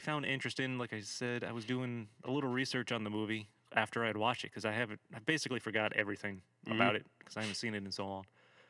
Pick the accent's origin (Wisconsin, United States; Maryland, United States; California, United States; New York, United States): New York, United States; Schenectady; moved away; also born or lived in South Carolina; I'm from the Schenectady area, and I moved down to South Carolina for a while